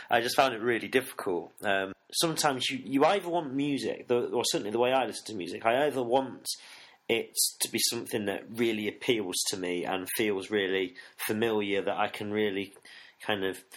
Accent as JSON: {"language": "English", "town": "Nottingham", "region": "East Midlands", "country": "United Kingdom", "tie": "born or raised there", "also_born_or_lived": "Sheffield", "said": "Yeah, yeah, I grew up in Nottingham."}